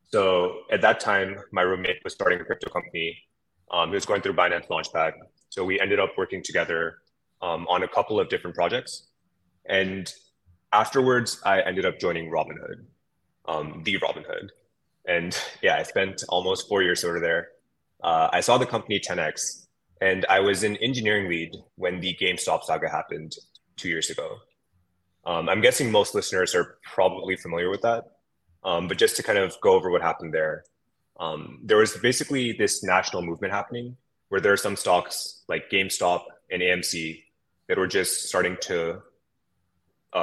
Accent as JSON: {"language": "English", "area": "San Francisco Bay Area", "region": "California", "country": "United States", "tie": "born or raised there", "said": "My background is that I grew up in the San Francisco Bay Area"}